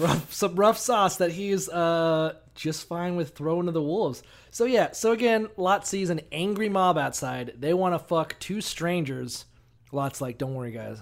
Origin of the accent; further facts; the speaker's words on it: Florida, United States; we're from Florida